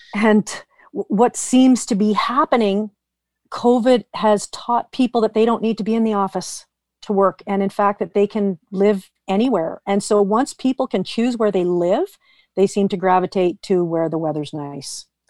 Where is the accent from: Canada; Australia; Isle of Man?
Canada; Vernon, British Columbia; also born or lived in Vancouver; I was born in Vernon, left when I graduated high school.